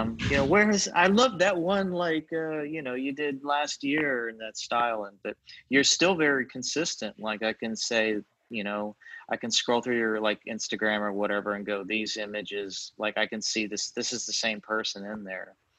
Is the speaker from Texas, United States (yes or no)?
yes; Fort Worth, Texas, United States; I'm from Fort Worth